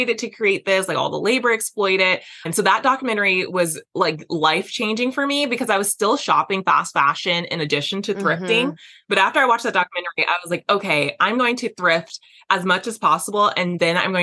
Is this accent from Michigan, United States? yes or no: no; Las Vegas, Nevada, United States; I grew up in Las Vegas